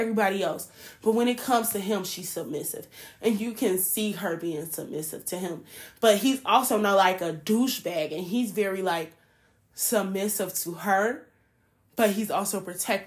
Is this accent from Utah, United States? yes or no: no; Chicago, Illinois, United States; I'm a city girl. Like, I'm from Chicago. But my whole family's from the South